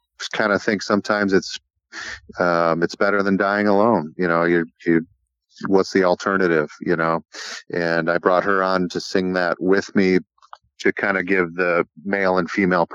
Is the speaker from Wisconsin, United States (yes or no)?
yes; Wisconsin, United States; also born or lived in Door County, Wisconsin; in my hometown in Wisconsin